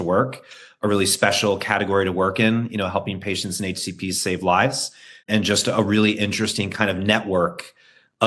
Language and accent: English; New York, United States; I'm a New Yorker and I'm an American